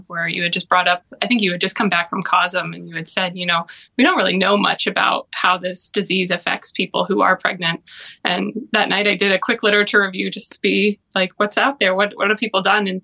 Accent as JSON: {"language": "English", "town": "Broomfield", "region": "Colorado", "country": "United States", "also_born_or_lived": "Kansas City / St. Louis", "moved": "as an adult", "lives_now": "Cleveland, United States", "said": "I'm originally from Colorado, a town called Broomfield. It's between Denver and Boulder."}